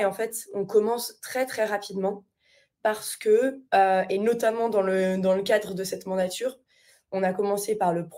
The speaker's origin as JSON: {"language": "French", "country": "France", "moved": "yes", "said": "sans avoir vécu en France depuis un certain nombre d'années"}